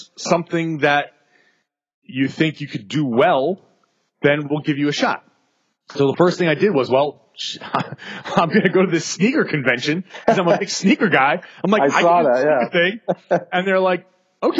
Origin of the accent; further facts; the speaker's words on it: Rhode Island, United States; moved away as an adult; also born or lived in Boston / Greece / New York; I was born and raised in Rhode Island